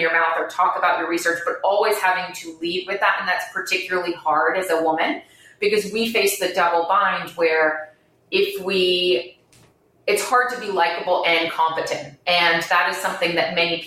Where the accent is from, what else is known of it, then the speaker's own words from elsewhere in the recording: Bermuda; moved away as an adult; also born or lived in Providence, United States / New York, United States; I'm born and raised in Bermuda.